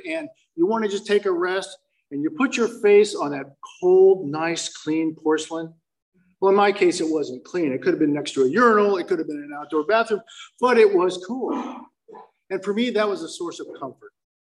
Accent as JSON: {"language": "English", "town": "Fountain Valley", "region": "California", "country": "United States", "tie": "born or raised there", "also_born_or_lived": "Palos Verdes, California", "said": "I was born in the Badlands of Palos Verdes, and I was raised on the mean streets of Fountain Valley"}